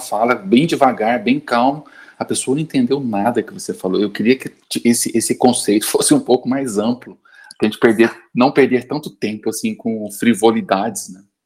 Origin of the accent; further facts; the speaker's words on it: São Paulo, Brazil; eu sou de São Paulo, aqui em São Paulo